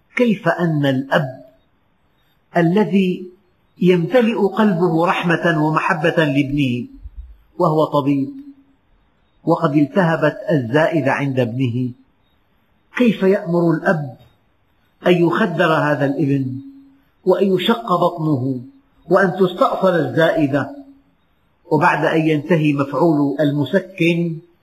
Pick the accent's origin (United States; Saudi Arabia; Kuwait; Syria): Syria; بلدنا سوريا